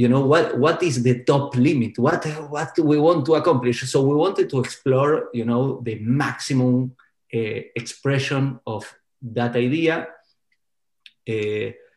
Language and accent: English; Argentina; now in New York, United States; I grew up in Argentina.